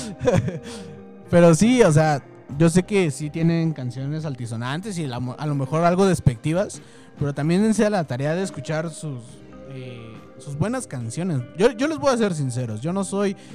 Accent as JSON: {"language": "Spanish", "country": "Mexico", "said": "nosotros los mexicanos"}